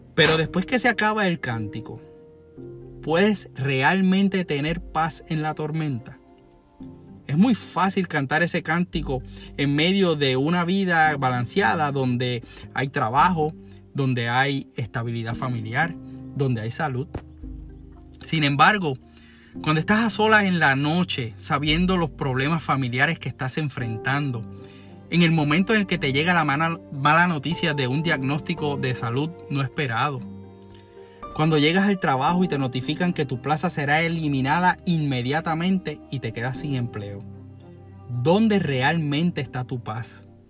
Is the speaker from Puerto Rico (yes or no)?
yes; Puerto Rico; nos hace famosos como puertorriqueños